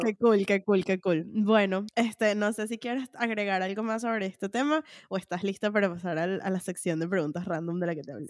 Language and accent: Spanish; Venezuela; moved away; cuando salí de Venezuela